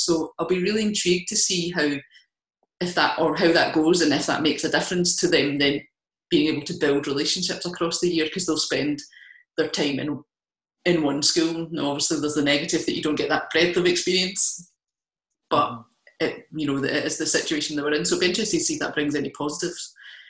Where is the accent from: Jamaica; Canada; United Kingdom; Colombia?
United Kingdom; Kilmarnock, Scotland; I mean, I'm from Kilmarnock originally, not that I have the accent anymore, but I can put it on for you if you want.